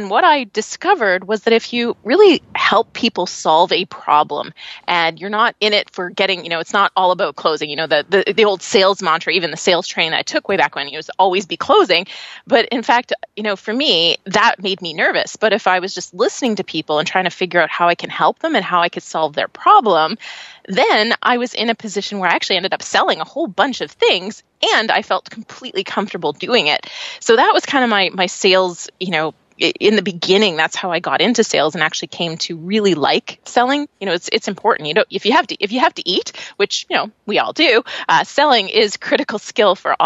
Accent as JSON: {"language": "English", "country": "Canada", "accent": "Canadian", "said": "I'm Canadian, so you'll probably hear it when I say words like process and progress. Then you'll go, oh yeah, she's a Canadian."}